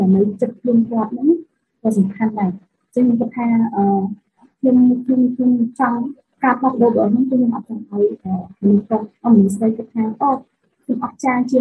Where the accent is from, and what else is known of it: Battambang, Cambodia; now in Phnom Penh, Cambodia